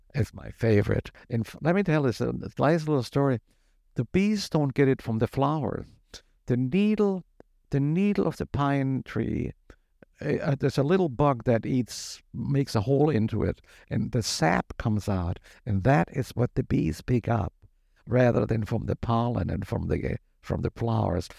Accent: Germany; moved away as an adult; also born or lived in Syracuse, New York, United States; now in United States; I was born in the United States to German immigrant parents, and when I was six years old and going to first grade here, they went back to Germany. So from age six to 22, I lived in Germany

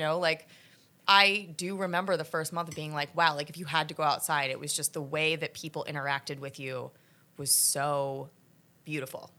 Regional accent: New Jersey, United States; also born or lived in New York City / Philadelphia; now in New York, United States; I was born here, but I moved down to South Jersey and went to college in Philly

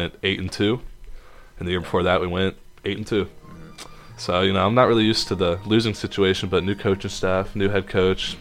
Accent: Winston-Salem, North Carolina, United States; moved away as an adult; now in Salisbury, United States; I'm also from Winston-Salem, North Carolina. I went to Mount Tabor High School

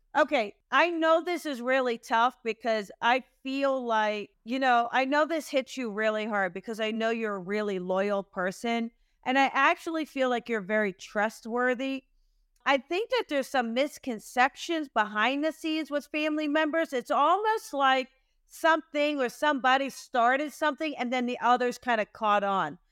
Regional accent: New Jersey, United States; I am from New Jersey, I love New Jersey

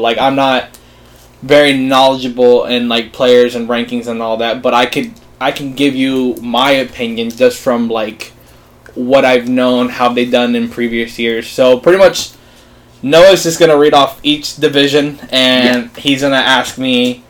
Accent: Miami, Florida, United States; Miami is funny because I, like I said, after kind of growing up around the Miami area, like, mm-hmm. I was never, like, a Florida fan.

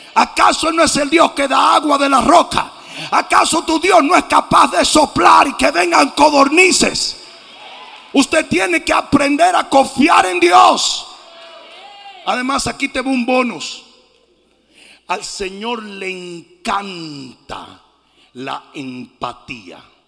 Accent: Dominican Republic; mi país, la República Dominicana

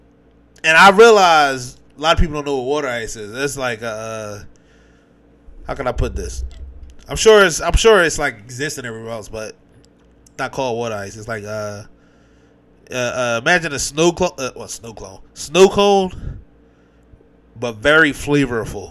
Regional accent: Philadelphia, Pennsylvania, United States; I'm from Philly

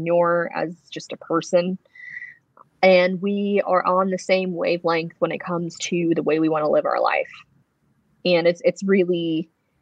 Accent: Wilmington, North Carolina, United States; born or raised there

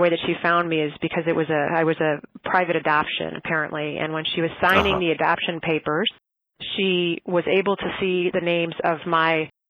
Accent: Racine, Wisconsin, United States; I was raised mostly in Racine, Wisconsin

